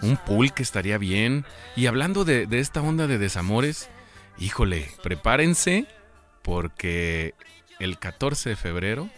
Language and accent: Spanish; La Piedad, Michoacán, Mexico; yo soy de la Piedad, Michoacán